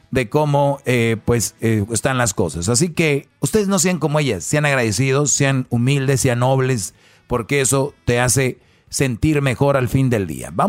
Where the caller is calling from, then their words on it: Beachwood, New Jersey, United States; Ah, le estoy llamando de Beachwood, New Jersey.